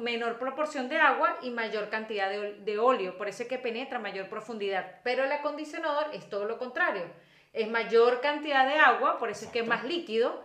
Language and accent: Spanish; Venezuela; como buena mujer venezolana